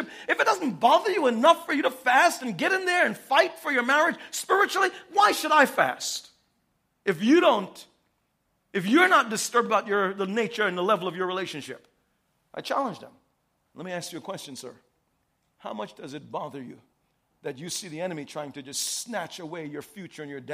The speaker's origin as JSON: {"language": "English", "town": "New York City", "region": "New York", "country": "United States", "tie": "born or raised there", "said": "I grew up in New York City."}